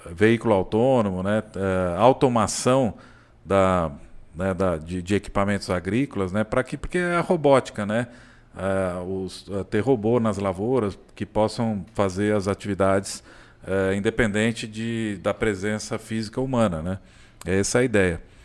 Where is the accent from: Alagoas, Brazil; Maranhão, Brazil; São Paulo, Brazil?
São Paulo, Brazil; now in Caldas Novas, Brazil; Nasci em São Paulo, mas eu, eu me considero assim, Caldas Novense mesmo